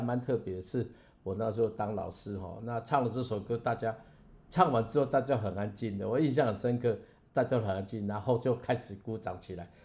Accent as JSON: {"language": "Chinese", "country": "Taiwan", "said": "我是台湾人，我会讲台湾话"}